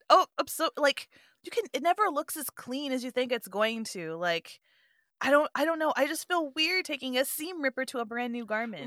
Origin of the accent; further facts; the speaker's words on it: Southwest, United States; also born or lived in Europe; growing up in the Southwest